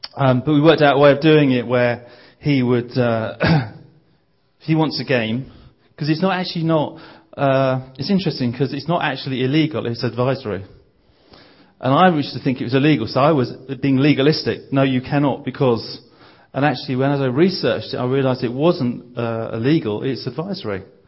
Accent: Bromley, London, United Kingdom; I'm from a place called Bromley, which is uh, southeast London.

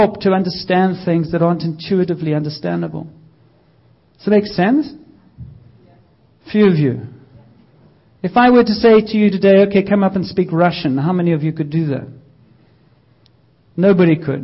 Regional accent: South Africa; moved away as an adult; I grew up in South Africa

